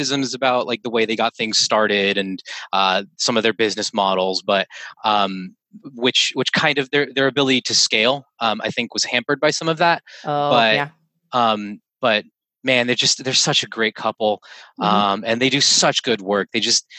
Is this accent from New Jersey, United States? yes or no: yes; Morristown, New Jersey, United States; also born or lived in Montclair, New Jersey / Clifton, New Jersey; I grew up in Morristown, right on the border of Morristown and Florham Park.